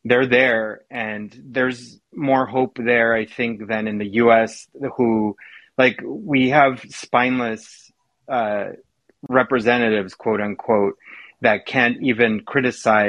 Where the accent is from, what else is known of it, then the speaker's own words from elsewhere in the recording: Mexico; moved away; I'm from Mexico originally